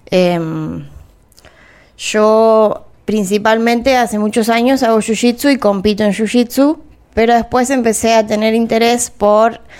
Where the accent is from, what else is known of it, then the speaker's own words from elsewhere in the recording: Cululú, Santa Fe, Argentina; yo me crié en el campo, en Cululú, y, bueno, allá no había muchas opciones, pero en el pueblo eh, iba un profesor de taekwondo